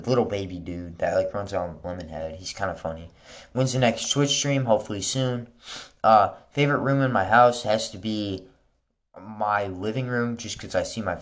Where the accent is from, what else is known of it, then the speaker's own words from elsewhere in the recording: Wisconsin, United States; I was born in Wisconsin